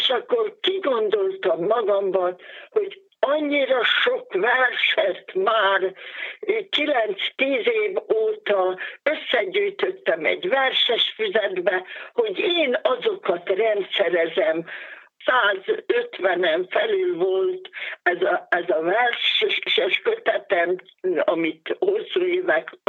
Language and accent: Hungarian; Iszkaszentgyörgy, Fejér, Hungary; moved away as an adult; now in Székesfehérvár, Hungary; Itt élek Székesfehérváron már 23. éve. Iszka Szentgyörgyön születtem. Nyugdíjas tanítónéni vagyok